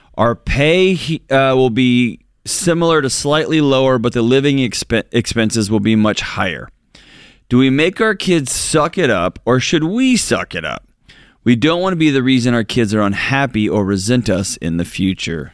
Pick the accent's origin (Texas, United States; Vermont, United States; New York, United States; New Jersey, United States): Texas, United States; West; I'm from West Texas